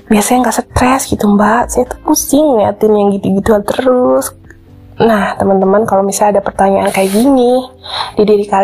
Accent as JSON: {"language": "Indonesian", "region": "West Java", "country": "Indonesia", "said": "ketika misalnya saya melihat uh, gunung di oh, daerah saya gitu ya gunung Ciremai"}